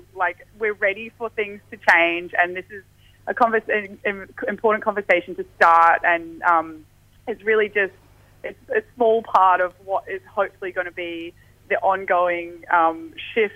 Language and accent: English; South Coast of Western Australia, Australia; That wave's actually in my hometown